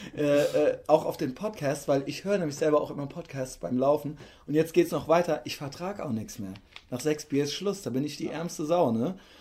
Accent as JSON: {"language": "German", "town": "Koblenz", "region": "Rhineland-Palatinate", "country": "Germany", "said": "In Koblenz, wo ich herkomme"}